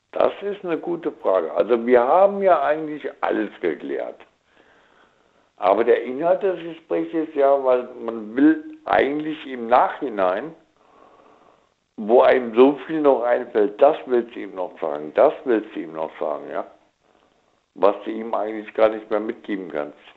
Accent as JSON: {"language": "German", "region": "Rhineland-Palatinate", "country": "Germany", "tie": "born there", "lives_now": "Magdeburg, Germany", "said": "ich bin gebürtiger Pfälzer"}